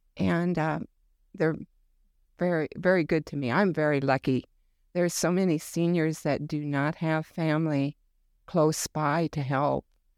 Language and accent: English; South Dakota, United States; I am from South Dakota, originally a farm girl.